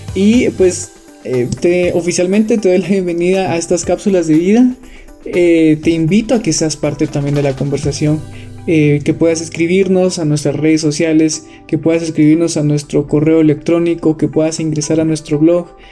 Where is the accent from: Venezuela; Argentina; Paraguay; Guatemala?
Guatemala; Quetzaltenango; Soy de la ciudad de Quetzaltenango, Guatemala